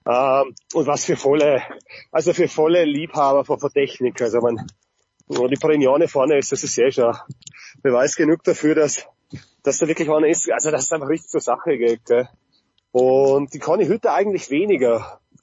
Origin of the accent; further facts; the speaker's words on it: Austria; bei uns in Österreich